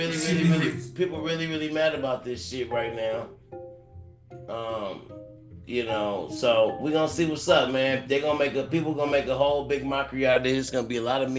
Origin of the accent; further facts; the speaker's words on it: California, United States; also born or lived in Cleveland, Ohio; I am born in Cleveland, Ohio. You know, I was there at 10 years old. But I've been to California. So I'm a Cali nigga, but I was born in Cleveland